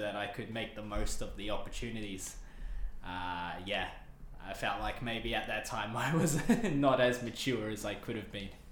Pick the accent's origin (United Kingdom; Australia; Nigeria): Australia; moved away as an adult; now in Tokyo, Japan; I'm from Australia and I've been living in Japan for nearly three years now、 uh, in Tokyo.